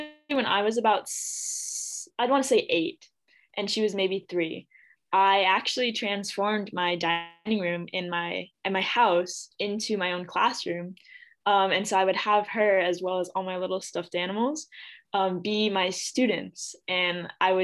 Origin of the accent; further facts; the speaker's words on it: Clovis, California, United States; I grew up in the Central Valley in a little town called Clovis.